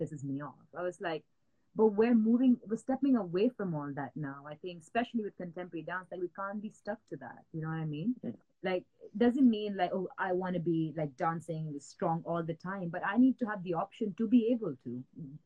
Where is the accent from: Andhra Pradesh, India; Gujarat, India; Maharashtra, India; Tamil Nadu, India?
Maharashtra, India; Matheran; moved away as an adult; also born or lived in Mumbai, India; now in United Kingdom; I grew up in Mathiran, which is like a small like hill station in India